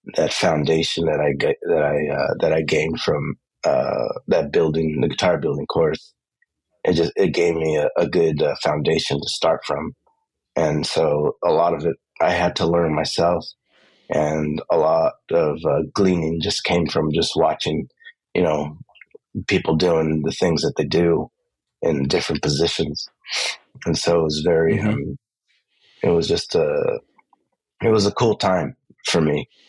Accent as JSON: {"language": "English", "town": "Los Angeles", "region": "California", "country": "United States", "tie": "born or raised there", "said": "I grew up in East"}